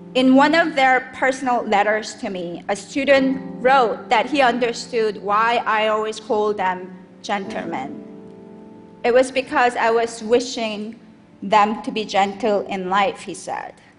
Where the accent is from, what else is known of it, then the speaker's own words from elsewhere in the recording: South Korea; now in United States; I was born and raised in South Korea